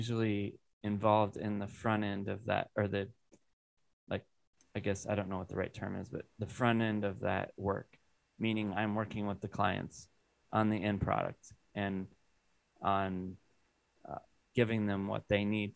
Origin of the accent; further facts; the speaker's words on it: Iowa, United States; moved away as an adult; now in Wisconsin, United States; I grew up in Iowa, very rural area.